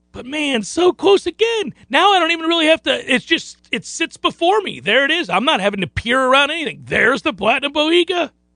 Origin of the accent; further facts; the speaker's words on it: St. Petersburg, Florida, United States; little kid growing up in Saint Petersburg, Florida